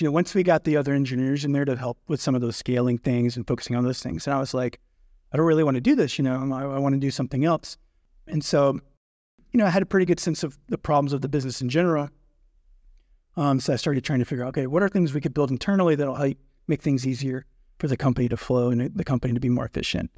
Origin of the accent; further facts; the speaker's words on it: North Georgia, United States; also born or lived in Athens, Georgia; I grew up in North Georgia, kind of a rural area.